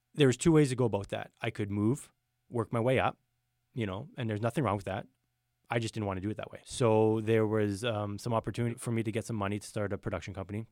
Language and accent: English; Thunder Bay, Ontario, Canada; born and raised in Thunder Bay.